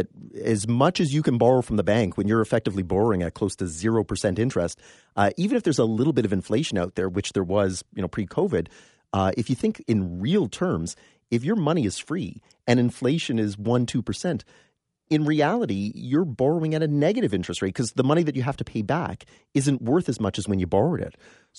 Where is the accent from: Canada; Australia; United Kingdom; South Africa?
Canada; London, Ontario; also born or lived in Windsor; And moved to London when I was four. And so I'm very familiar with half the city is split between Toronto and Detroit, right?